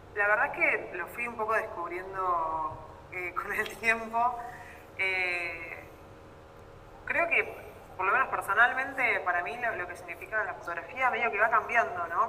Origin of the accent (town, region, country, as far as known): Argentina